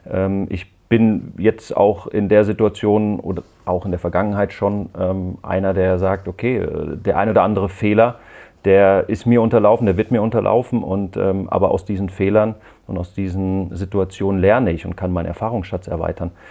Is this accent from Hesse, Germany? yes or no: yes; Hesse, Germany; zum einen äh, komme ich aus der Rhein-Main-Region und bin da natürlich auch verwurzelt